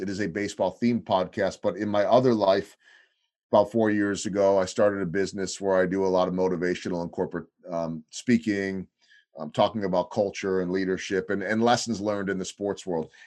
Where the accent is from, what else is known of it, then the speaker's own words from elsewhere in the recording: Chicago, Illinois, United States; moved away as an adult; also born or lived in Wisconsin / St. Louis; now in Kansas City, United States; as a kid growing up on the North Shore